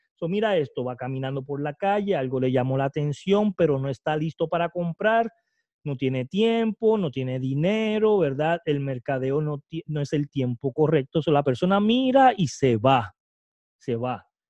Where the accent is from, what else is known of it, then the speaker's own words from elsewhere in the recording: Puerto Rico; el primer puertorriqueño